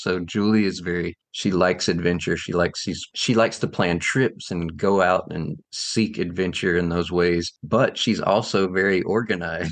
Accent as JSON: {"language": "English", "region": "South Carolina", "country": "United States", "tie": "born or raised there", "also_born_or_lived": "Chicago area", "moved": "yes", "lives_now": "Chicago, United States", "said": "I grew up in South Carolina. I live in the Chicago area now"}